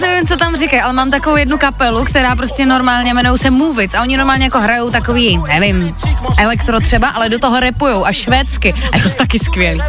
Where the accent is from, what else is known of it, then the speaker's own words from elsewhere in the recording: Ostrava, Moravian-Silesian Region, Czechia; Já jsem z Ostravy